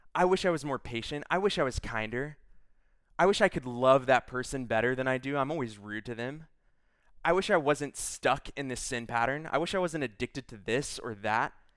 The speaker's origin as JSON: {"language": "English", "region": "Texas", "country": "United States", "said": "I'm from Texas"}